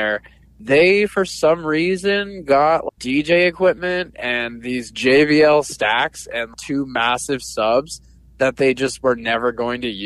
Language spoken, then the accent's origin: English; Sierra Vista, Arizona, United States; now in Tucson, United States; my hometown of Sierra Vista